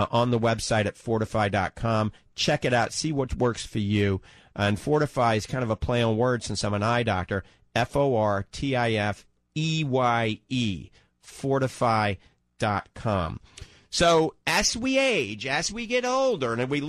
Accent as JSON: {"language": "English", "town": "New Orleans", "region": "Louisiana", "country": "United States", "tie": "born or raised there", "moved": "yes", "lives_now": "Ocala, United States", "said": "I grew up in New Orleans"}